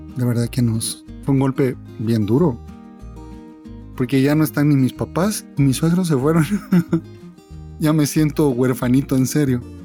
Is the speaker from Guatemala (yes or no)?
yes; Guatemala; vengo de Guatemala